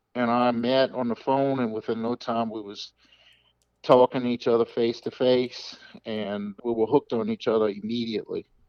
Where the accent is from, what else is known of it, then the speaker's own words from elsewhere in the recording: the South, United States; I'm from the South, so I'm going to say yes, ma'am